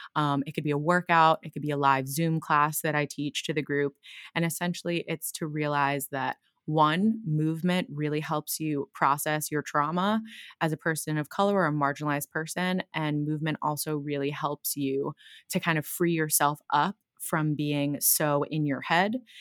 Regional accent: Brick, New Jersey, United States; now in Brooklyn, United States; I grew up in a town called Brick in New Jersey by the shore

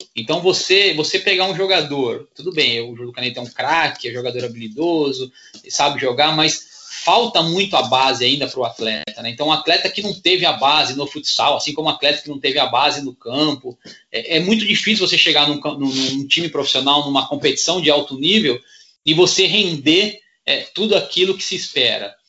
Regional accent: Santo André, São Paulo, Brazil; moved away as an adult; now in Praia Grande, Brazil; eu sou de Santo André, né? Minha família toda em Santo André. Eu hoje resido em Praia Grande, mas meus pais ainda moram em Santo André

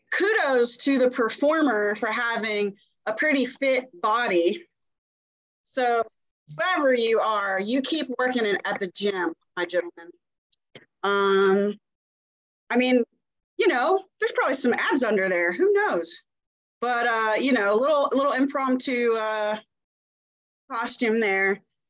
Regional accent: Jacksonville, Florida, United States; born there; I was born in Jacksonville, Florida.

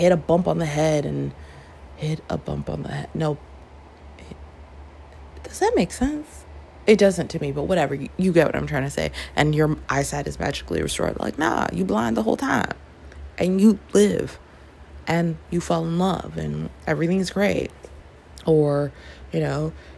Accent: Toronto, Ontario, Canada; I grew up in Toronto, which is a city that is like, we're so multicultural

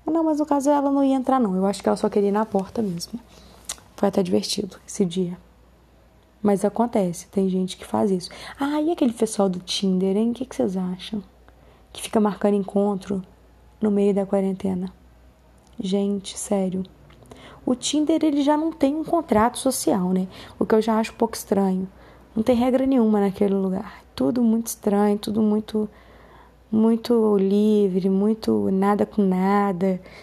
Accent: Belo Horizonte, Minas Gerais, Brazil; eu sou de Belo Horizonte

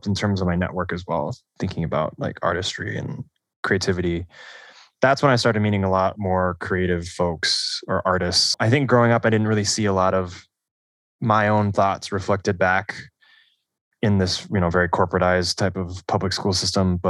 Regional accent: Sammamish, Washington, United States; I'm from the Seattle area, Sammamish, Washington, Issaquah

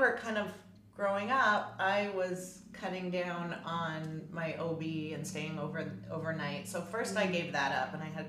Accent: Toronto, Ontario, Canada; also born or lived in Montreal; I grew up in Canada, so I like to do a shout out to my 416 Toronto.

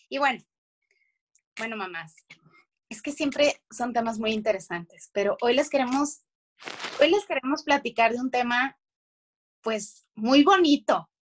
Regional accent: Mexico; nosotros que somos de, de México

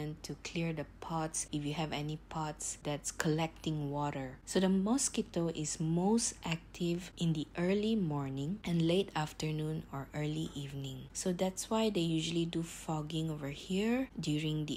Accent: Malaysia; I'm from Malaysia

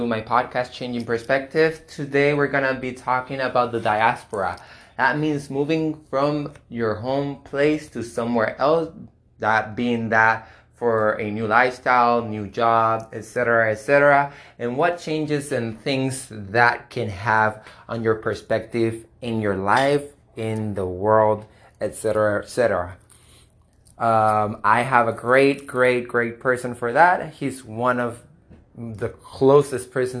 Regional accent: Puerto Rico; moved away as an adult; now in United States; we're both Puerto Ricans, we both moved about, would you say 2.5 years ago?

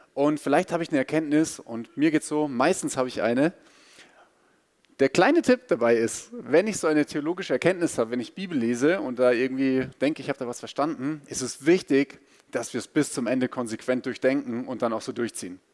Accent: Bavaria, Germany; ich bin in Bayern aufgewachsen und bin auch Bayer

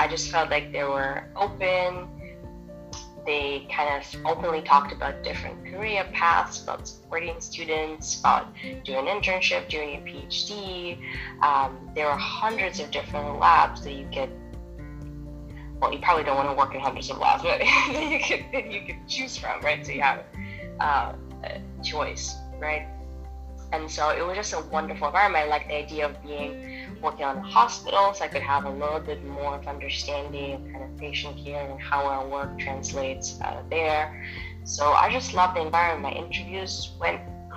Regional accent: Moldova; also born or lived in Russia; now in United States; I was born in Moldova, spent most of my adulthood in Russia. I moved here to the States when I was 19

